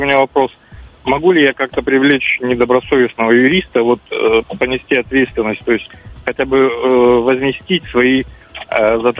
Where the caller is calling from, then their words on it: Zheleznogorsk, Russia; Вот, я из Железногорска.